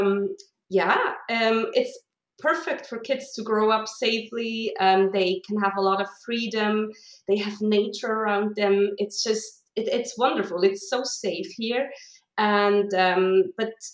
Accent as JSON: {"language": "English", "country": "Switzerland", "tie": "born or raised there", "moved": "as an adult", "lives_now": "Iceland", "said": "I grew up in Switzerland. I lived there until like 6 years ago when I moved to Iceland."}